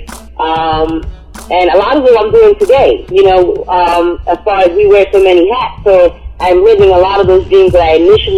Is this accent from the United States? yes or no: yes; New York City, New York, United States; I'm from New York, Brooklyn, New York. Born in Brownsville, raised in East New York